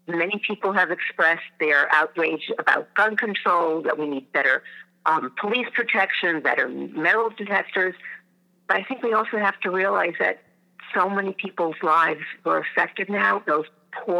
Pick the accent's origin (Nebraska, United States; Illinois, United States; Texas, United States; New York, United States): New York, United States; Hewlett; I am from Hewlett, New York, the Five Towns